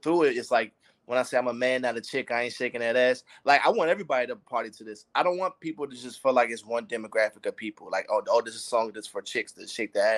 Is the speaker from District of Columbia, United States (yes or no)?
yes; Washington, District of Columbia, United States; moved away as an adult; now in California, United States; I'm from Washington, D.C. I'm from the East Coast. So I'm transitioned to the West Coast in 2017.